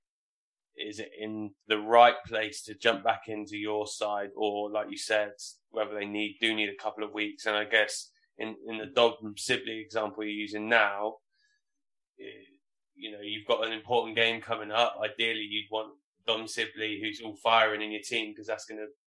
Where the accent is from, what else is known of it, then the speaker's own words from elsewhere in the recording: Hampshire, South East England, United Kingdom; I grew up in Hampshire.